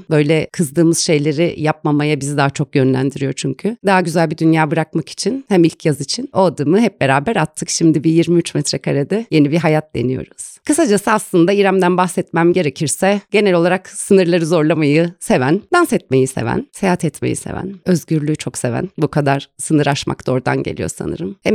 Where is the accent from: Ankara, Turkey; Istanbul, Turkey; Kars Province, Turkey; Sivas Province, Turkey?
Ankara, Turkey; Doğma büyüme Ankaralıyım. Eğitimimi de Ankara'da